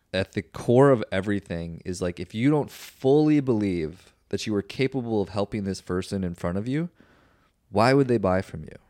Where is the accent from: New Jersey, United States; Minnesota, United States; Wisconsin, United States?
Minnesota, United States; now in Austin, United States; growing up in Minnesota